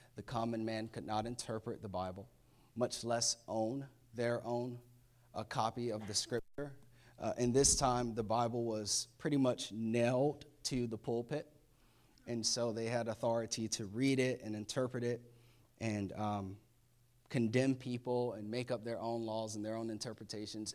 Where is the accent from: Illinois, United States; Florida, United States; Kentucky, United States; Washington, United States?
Florida, United States; moved away; I'm from Florida, definitely a hurricane state